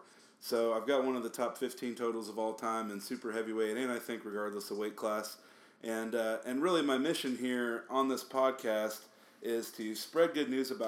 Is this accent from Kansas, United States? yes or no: yes; Topeka, Kansas, United States; moved away as an adult; now in Kansas City, United States; I'm from Topeka, Kansas. I live in Kansas City, Missouri.